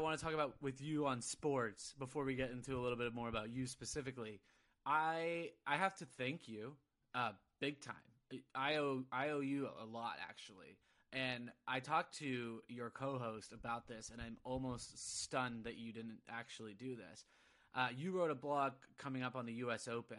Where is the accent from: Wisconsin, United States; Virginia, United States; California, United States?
California, United States; Southern; I grew up in Southern California